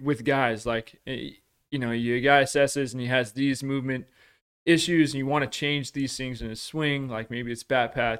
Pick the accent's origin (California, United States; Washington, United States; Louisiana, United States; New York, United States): Washington, United States; I grew up in Washington